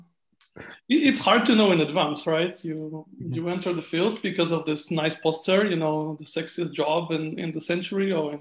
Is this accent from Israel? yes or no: yes; Israel; moved away as an adult; also born or lived in Ukraine / United States; now in Germany; I'm born in Ukraine. But I grew up in Israel, and after that I went on living in the US for some time, and now I'm in Germany